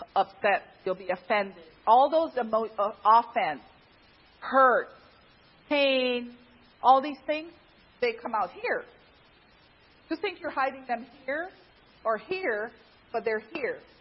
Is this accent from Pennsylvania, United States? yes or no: yes; Pennsylvania, United States; I'm from Pennsylvania